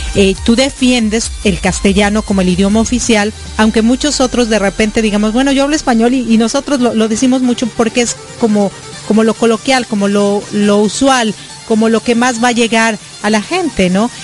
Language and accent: Spanish; Mexico; now in United States; soy mexicana y también vivo en los Estados Unidos